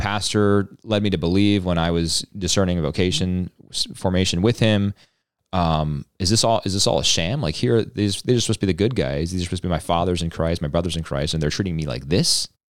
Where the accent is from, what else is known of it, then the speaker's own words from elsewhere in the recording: outside of Philly, Pennsylvania, United States; I was born outside of Philly